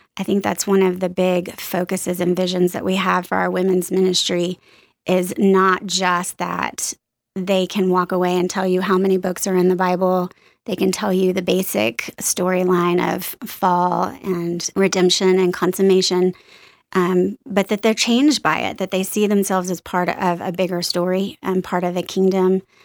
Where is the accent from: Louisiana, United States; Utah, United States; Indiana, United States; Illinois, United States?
Louisiana, United States; New Orleans; moved away as an adult; also born or lived in East Texas / Austin, Texas; I was born in East Texas, little tiny town. Lived there till I was about three years old, moved to New Orleans, stayed there through high school